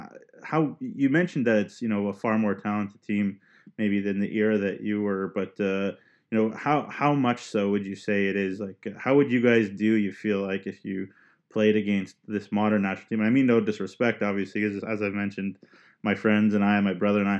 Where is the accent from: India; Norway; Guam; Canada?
Canada; Vaughan, Ontario; I'm actually from Vaughan, Ontario, from north, just north of Toronto